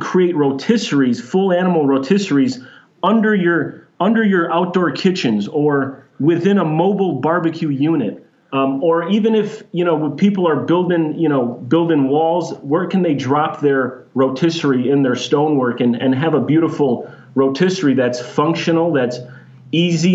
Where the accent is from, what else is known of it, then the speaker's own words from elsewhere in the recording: Chicago, Illinois, United States; now in Phoenix, United States; I grew up in Chicago